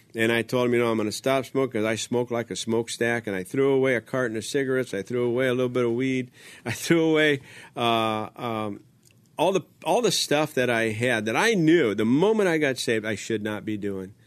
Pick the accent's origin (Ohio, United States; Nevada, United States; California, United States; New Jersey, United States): California, United States; Los Angeles; also born or lived in Baldwin Park, California; I was born in East Los Angeles